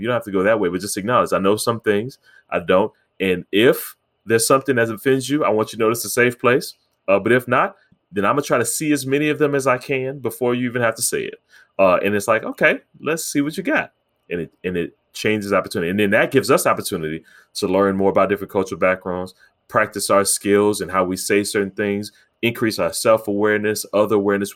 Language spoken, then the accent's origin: English; United States; I'm African American